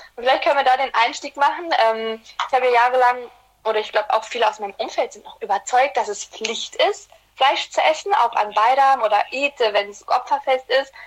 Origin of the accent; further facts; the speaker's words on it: Black Sea Region, Turkey; wir kommen aus der Schwarzmeerregion